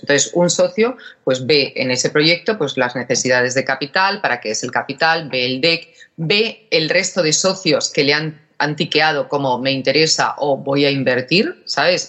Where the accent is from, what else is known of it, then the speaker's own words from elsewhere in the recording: Málaga, Andalusia, Spain; moved away; also born or lived in Germany / England / United States; yo soy de Málaga